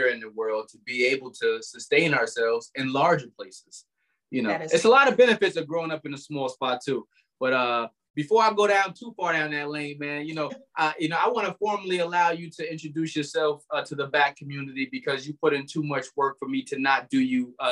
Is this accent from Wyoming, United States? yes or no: no; Albany, New York, United States; moved away; we both come from the same town, lived on the same street for a while. Shout out to Third Street